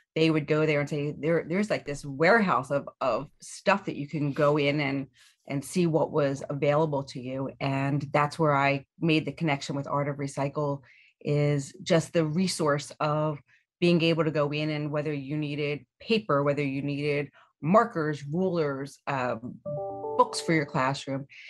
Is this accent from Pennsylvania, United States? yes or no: yes; Chester County, Pennsylvania, United States; We're, we're from Chester County, so Lancaster County is about an hour plus away from us